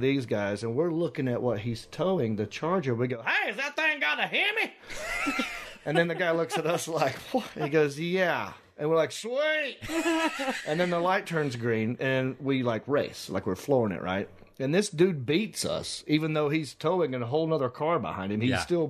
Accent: Hickory, North Carolina, United States; I am from Hickory, North Carolina.

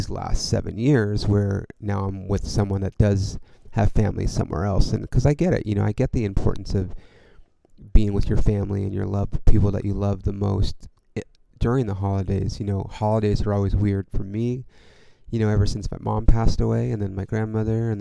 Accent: California, United States; I'm from California

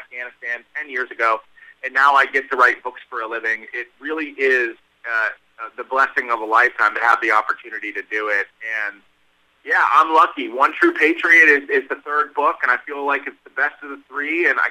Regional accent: Pittsburgh, Pennsylvania, United States; I'm from Pittsburgh. This is the Steele City.

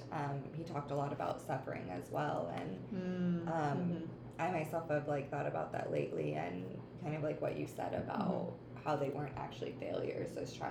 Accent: Ohio, United States; I grew up in the Midwest in Ohio

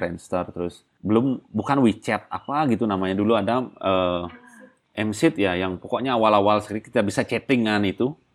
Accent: Bali, Indonesia; saya orang Bali

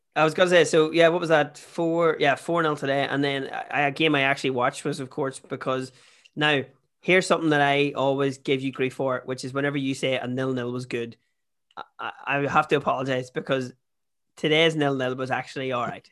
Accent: Ireland; also born or lived in Toronto; we're Irish.

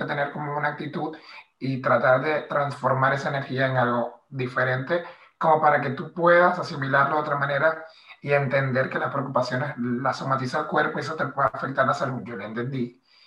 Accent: Maracaibo, Zulia, Venezuela; moved away as an adult; now in Madrid, Spain; soy de Maracaibo, eh, del Zulia, nací y crecí en el primer barrio de, la comunidad Guayú de Maracaibo

